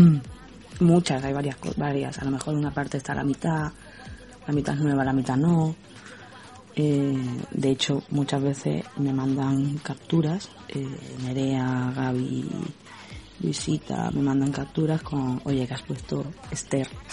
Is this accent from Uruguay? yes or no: no; Cádiz, Andalusia, Spain; De España, Cádiz, el sur de España.